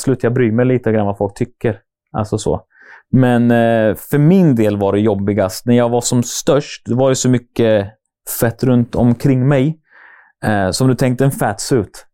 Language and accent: Swedish; Norrköping, Östergötland, Sweden; jag är som sagt jag är uppväxt i Norrköping. Bott där hela mitt liv